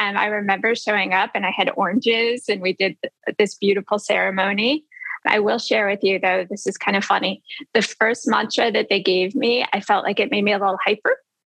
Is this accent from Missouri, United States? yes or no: no; Chicago, Illinois, United States; moved away as an adult; also born or lived in Cabo San Lucas, Mexico; I'm from downtown Chicago. I grew up in the John Hancock building, 73rd floor.